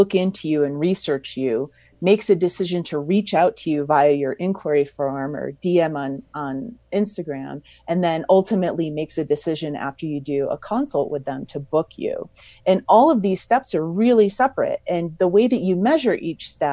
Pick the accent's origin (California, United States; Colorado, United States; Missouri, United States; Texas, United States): California, United States; Mammoth Lakes; my hometown of Mammoth Lakes, California